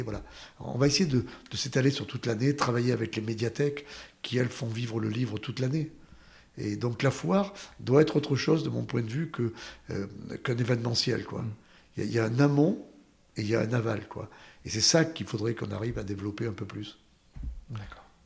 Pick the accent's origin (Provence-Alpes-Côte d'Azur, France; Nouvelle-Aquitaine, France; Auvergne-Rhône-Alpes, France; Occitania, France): Nouvelle-Aquitaine, France; Saint-Bonnet-l'Enfantier; c'est dans le village de mon enfance, à Saint-Bonnet-l'Enfantier